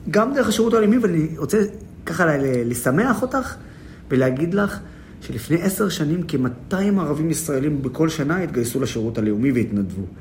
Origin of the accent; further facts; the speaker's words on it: Nazareth, Northern District, Israel; also born or lived in Haifa; נולדתי בעיר חיפה, העיר המעורבת הכי גדולה בארץ. גדלתי בעיר נצרת, העיר הערבית הכי גדולה בארץ.